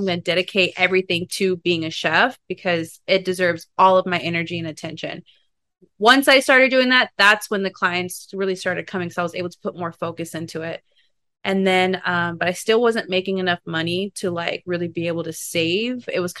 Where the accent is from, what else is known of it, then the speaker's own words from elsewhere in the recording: Kansas, United States; now in Los Angeles, United States; because I am from Kansas too. I don't think Kansas people, like, it doesn't like reside with them.